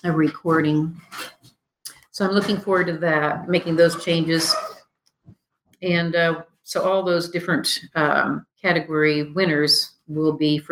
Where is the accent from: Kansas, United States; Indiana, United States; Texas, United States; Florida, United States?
Kansas, United States; St. Francis; Northwest Kansas, where I grew up outside of St. Francis.